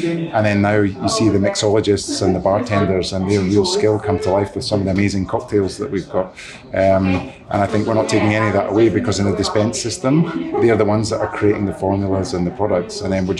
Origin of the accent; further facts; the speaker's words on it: Irvine, Scotland, United Kingdom; born there; I was born, I don't sound like it anymore, but I was born in Irvine, so I'm very attached to the west coast of Scotland.